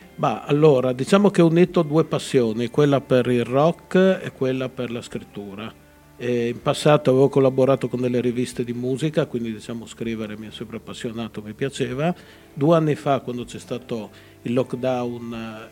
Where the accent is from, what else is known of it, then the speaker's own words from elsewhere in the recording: Udine, Friuli-Venezia Giulia, Italy; la mia città che è Udine